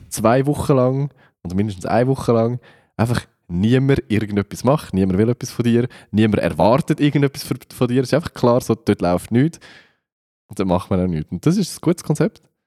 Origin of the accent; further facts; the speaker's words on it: Switzerland; also born or lived in Central Switzerland; als Schweizer